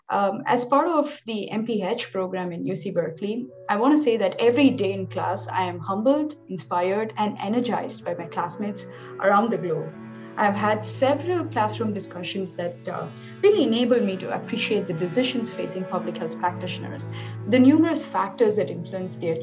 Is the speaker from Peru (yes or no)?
no; India; moved away as an adult; now in Union City, United States; I grew up in India and later moved to the US in 2012. I live in Union City Bay Area with my husband and my 2-year-old daughter.